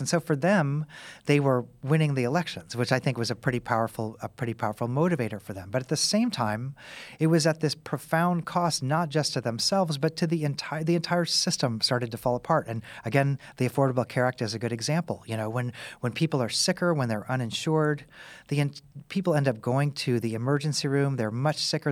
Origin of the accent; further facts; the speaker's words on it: Kansas City, United States; now in Tennessee, United States; I'm from Kansas City. I live in Tennessee